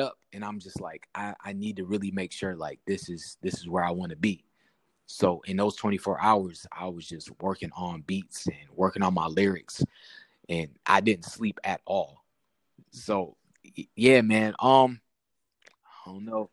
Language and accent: English; Syracuse, New York, United States; I'm from Southside Syracuse. I gotta be, you know, I gotta let it be known where I'm from